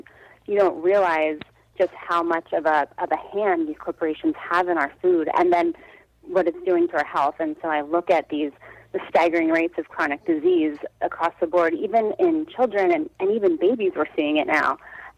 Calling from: Brooklyn, New York, United States; I'm in Brooklyn, New York.

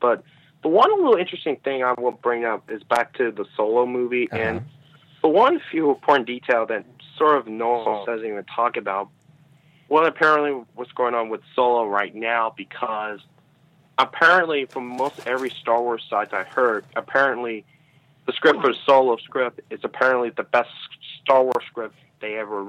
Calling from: Virginia, United States; I'm calling from Virginia.

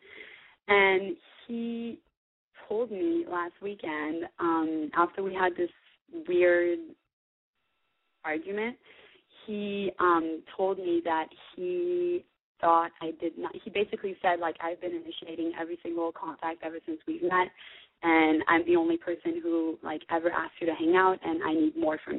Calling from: Mississippi, United States; moved away; also born or lived in California; I am calling from Mississippi. Don't ask me why. I used to live in California. I moved to Mississippi

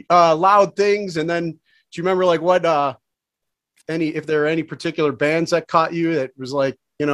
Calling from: Cleveland, Ohio, United States; I'm in Cleveland.

